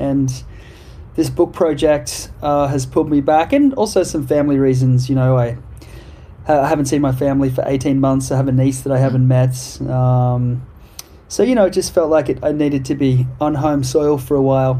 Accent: Australia; I guess I have a perspective about my home country that I didn't have before.

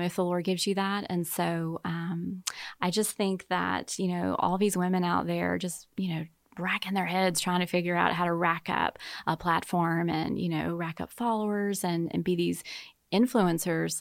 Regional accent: Baton Rouge, Louisiana, United States; moved away as an adult; also born or lived in Slidell, Louisiana / Kansas City; I'm from Deep South, Baton Rouge, and, uh, met my husband at college, and, uh, grew up with, uh, wonderful parents

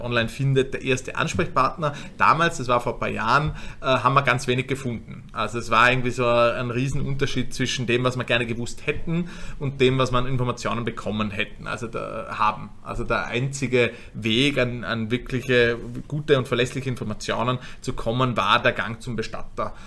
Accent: Vorarlberg, Austria; moved away as an adult; now in Vienna, Austria; gebürtiger Vorarlberger

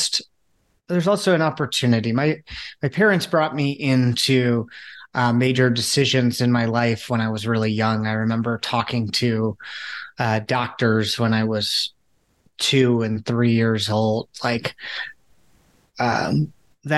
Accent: outside Chicago, Illinois, United States; I grew up outside Chicago.

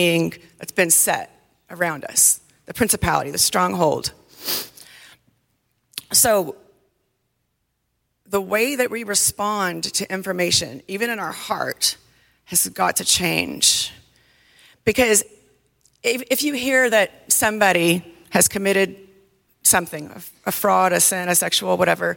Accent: the South, United States; when I was younger, I just thought, oh, I parent like a Southerner. I'm from the South. That's just how I do it.

